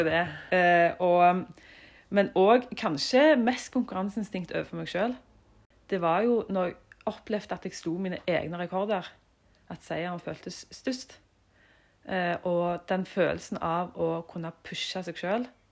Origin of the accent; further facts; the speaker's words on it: Jørpeland, Rogaland, Norway; jeg er jo fra Jørpeland. Mm. Stolt av det. Ja, og vokste opp i en familie på seks.